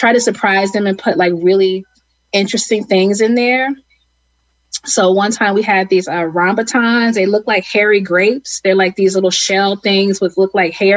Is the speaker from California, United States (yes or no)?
no; Cleveland, Ohio, United States; I grew up in Cleveland, Ohio